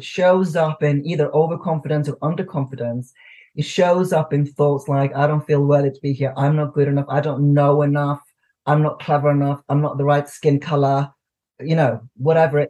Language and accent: English; Iceland; now in United Kingdom; I'm from Iceland living in the UK